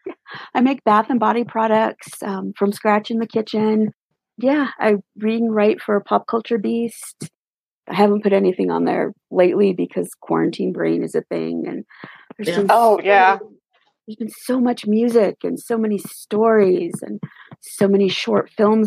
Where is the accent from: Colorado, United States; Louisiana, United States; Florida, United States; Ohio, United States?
Colorado, United States; also born or lived in Japan / Georgia, United States; My dad was in the Air Force, so I was born in Japan. Spent a few years there, a few years in Georgia. Been in Colorado, I think I figured about like 35 years.